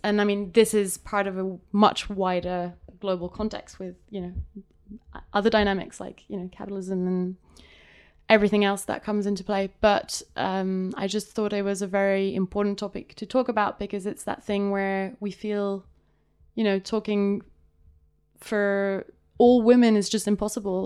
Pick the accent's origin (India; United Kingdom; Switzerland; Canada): Switzerland; Geneva; so I'm I am from Switzerland. I grew up here until I was 19